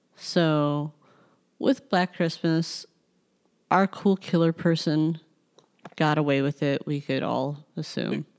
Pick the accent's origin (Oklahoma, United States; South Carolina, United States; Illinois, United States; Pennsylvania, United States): Illinois, United States; Chicago; as a Chicagoan